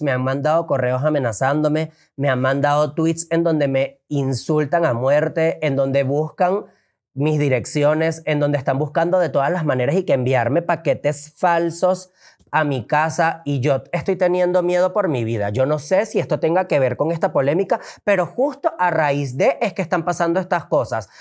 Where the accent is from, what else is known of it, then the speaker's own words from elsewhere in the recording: Venezuela; now in Mexico; yo tuve que salir de Venezuela